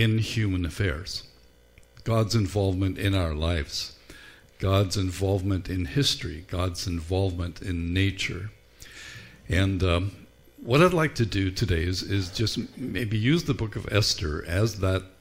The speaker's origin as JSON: {"language": "English", "country": "Ireland", "tie": "born or raised there", "said": "Growing up in Ireland, we didn't carve pumpkins"}